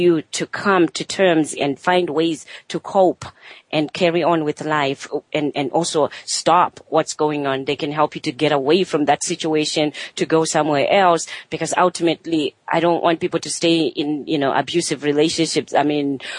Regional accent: Zimbabwe; moved away; I'm originally from Zimbabwe

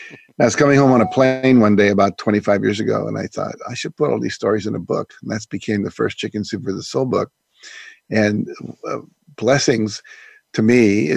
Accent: Wheeling, West Virginia, United States; also born or lived in Texas / Minnesota / Nebraska / Florida; I was born in Texas. My dad was in the Air Force. We traveled around. By the time I was six, we'd lived in Texas, Minnesota, Nebraska, and Florida, and settled in Wheeling, West Virginia.

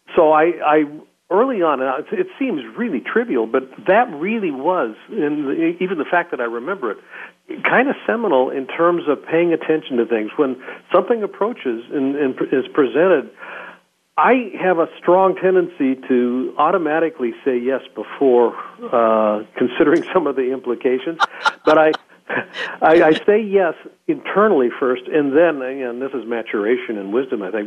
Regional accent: Roseburg, Oregon, United States; I was born in Oregon in a small town, Roseburg, Oregon.

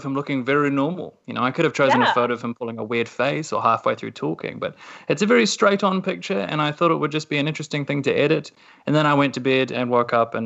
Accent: New Zealand; as a New Zealander

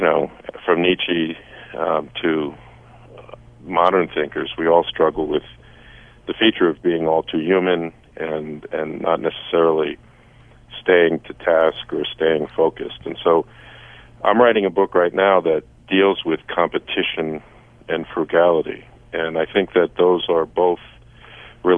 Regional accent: Saratoga, United States; my hometown of Saratoga

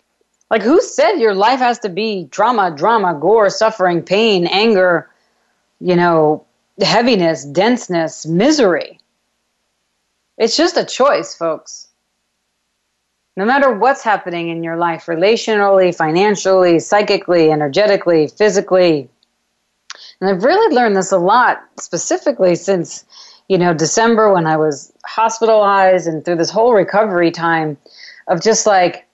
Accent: New York, United States; I'm a New Yorker

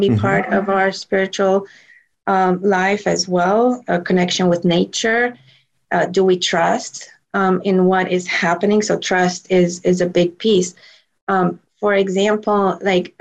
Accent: Romania; moved away; I grew up in Romania where we used plant medicine for most ailments

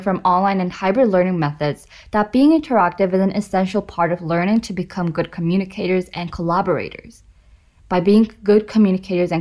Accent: South Korea; I'm from South Korea

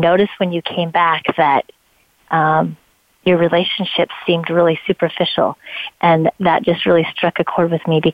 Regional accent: Idaho, United States; moved away as an adult; also born or lived in Colorado / California; I was born and raised in Idaho

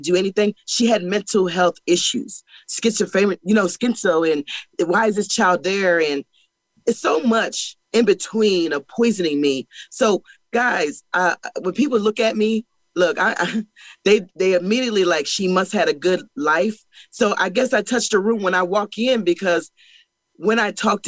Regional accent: Pennsylvania, United States; I am from Pennsylvania, and I was born to a young mother

